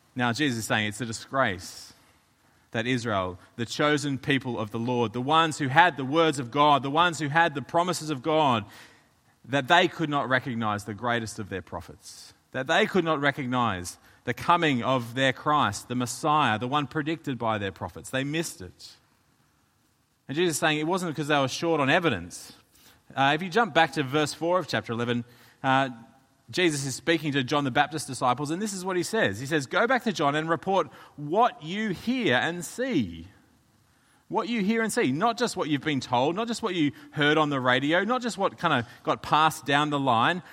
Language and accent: English; Australia; moved away; I'm from Australia